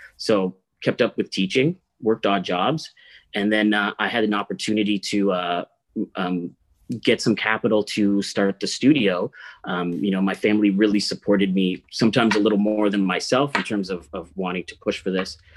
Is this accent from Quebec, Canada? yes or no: no; Ottawa, Ontario, Canada; I grew up in Ottawa.